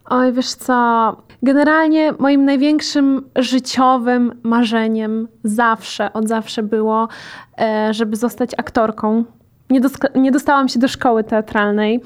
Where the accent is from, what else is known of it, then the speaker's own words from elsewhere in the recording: Łódź Voivodeship, Poland; E, ja jestem z Podłodzi